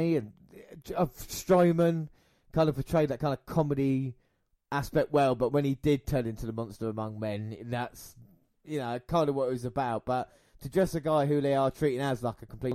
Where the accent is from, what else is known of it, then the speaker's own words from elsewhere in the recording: United Kingdom; being British